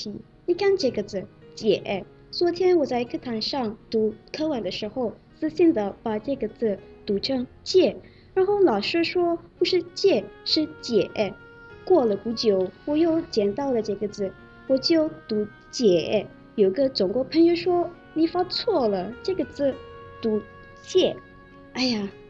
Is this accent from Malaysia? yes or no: yes; Malaysia; Chinese is a second language